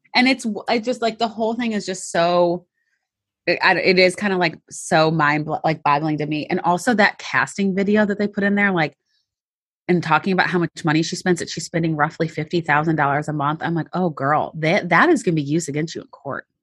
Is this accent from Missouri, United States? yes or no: yes; St. Louis, Missouri, United States; I'm from Saint Louis